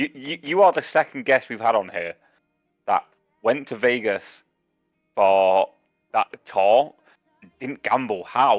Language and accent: English; United Kingdom; I feel like part of being British is you do enjoy that social aspect of having a drink.